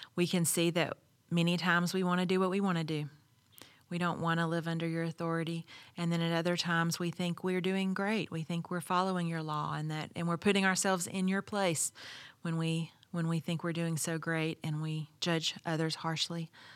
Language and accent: English; the South, United States; I grew up in the South